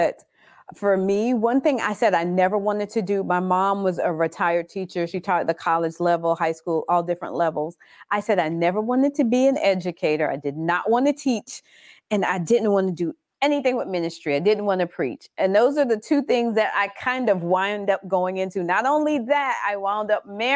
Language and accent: English; Orangeburg, South Carolina, United States; also born or lived in Brooklyn, New York; now in Orlando, United States; I was born in Brooklyn, New York, and I was raised in Orangeburg, South Carolina. But I've been in Florida for over 28 years